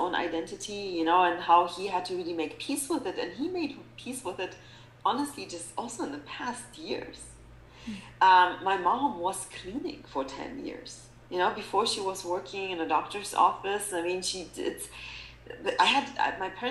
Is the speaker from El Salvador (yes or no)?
no; Germany; moved away as an adult; also born or lived in Poland / South Africa; now in United States; Germany, because that's where I really grew up